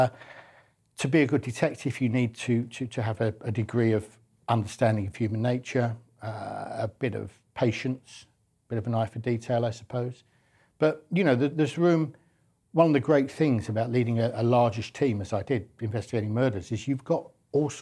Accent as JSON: {"language": "English", "region": "London", "country": "United Kingdom", "said": "I'm a Londoner"}